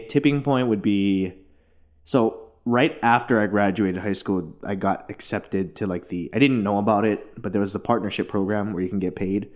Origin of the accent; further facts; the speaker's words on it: Hilo, Hawaii, United States; now in Los Angeles, United States; I grew up in Hilo, Hawaii, super small town on the Big Island